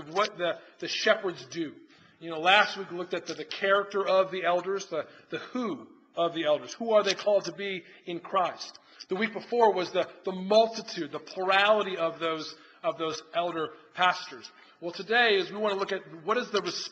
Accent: outside Chicago, Illinois, United States; also born or lived in Philadelphia, Pennsylvania / Washington, D.C.; now in Rock Hill, United States; I grew up outside Chicago, went to school in Philly.

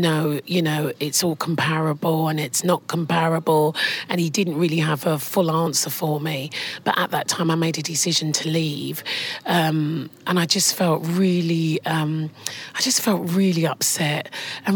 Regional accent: London, United Kingdom; also born or lived in Enfield; I was born in Islington in London. I'm one of four siblings. My parents were from Guyana

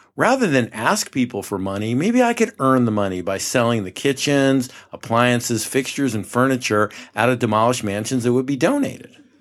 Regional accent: Poughkeepsie, New York, United States; moved away as an adult; also born or lived in Rhode Island / New Jersey; now in Scottsdale, United States; I grew up in the Mid-Hudson Valley in Poughkeepsie, New York

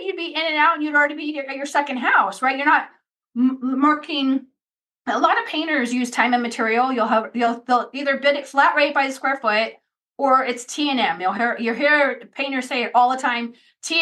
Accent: Redondo Beach, California, United States; in Los Angeles, where I'm from, I grew up in Redondo Beach.

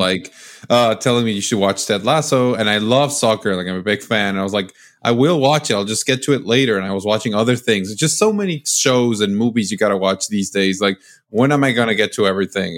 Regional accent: Mexico; moved away; I'm from Mexico

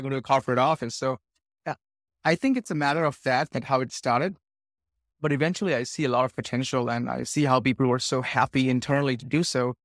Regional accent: India; moved away; I'm from India originally

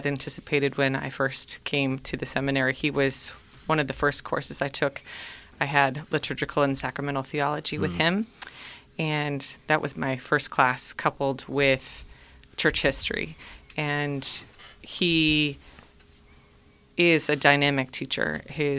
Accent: Minnesota, United States; moved away as an adult; now in Cleveland, United States; I grew up in Minnesota

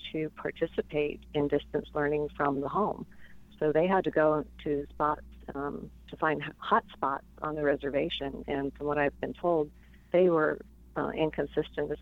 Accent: Tucson, Arizona, United States; also born or lived in Albuquerque, New Mexico; I was born in Albuquerque, and we moved to Tucson when I was five, grew up in Arizona

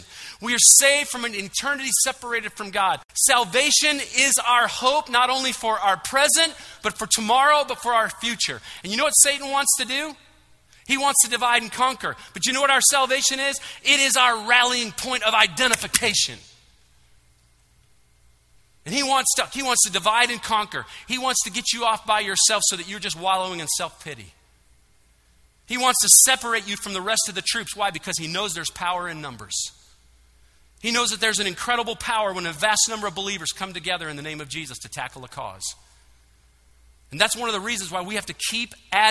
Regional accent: Michigan, United States; now in Georgia, United States; I'm from Michigan

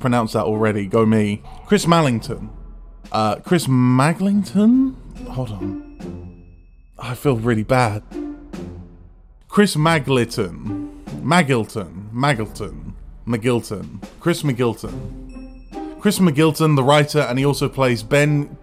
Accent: Bedfordshire, East of England, United Kingdom; I'm a composer from Bedfordshire

